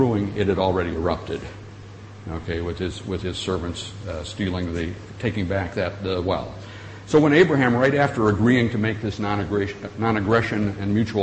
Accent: Michigan, United States; moved away as an adult; also born or lived in Colorado; I grew up in Michigan

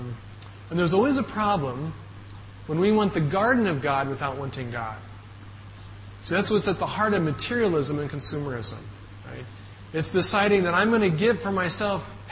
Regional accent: United States; moved away

